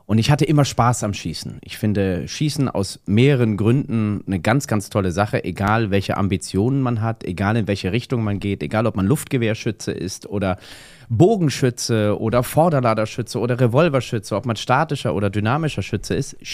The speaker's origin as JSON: {"language": "German", "region": "Hamburg", "country": "Germany", "said": "ich komme aus Hamburg."}